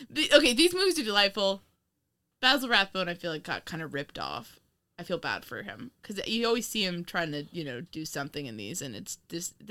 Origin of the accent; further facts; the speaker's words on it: Indiana, United States; I grew up in Indiana.